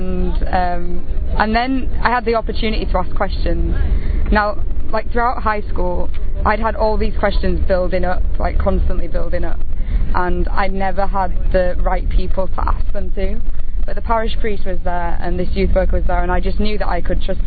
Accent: England, United Kingdom; I am 22 from England

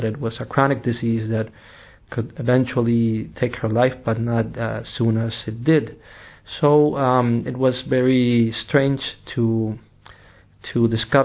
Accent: Tijuana, Baja California, Mexico; first language English and Spanish; also born or lived in Rome; now in London, United Kingdom; I am originally from Mexico, from the city of Tijuana. I was born in a bicultural area along the border between Mexico and the United States

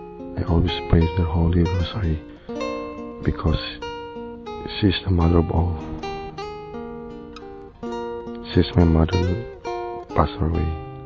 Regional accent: Philippines; from Philippines.

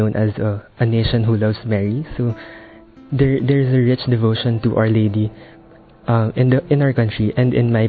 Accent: Philippines; I'm from the Philippines and I'm currently 18 years old.

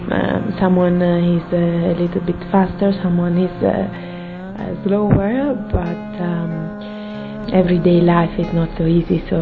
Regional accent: Italy; I'm 34 years old and uh, I'm from Italy.

